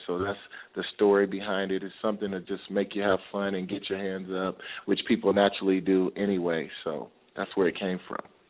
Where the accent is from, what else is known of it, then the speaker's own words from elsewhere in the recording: Peoria, Illinois, United States; I grew up in Peoria, Illinois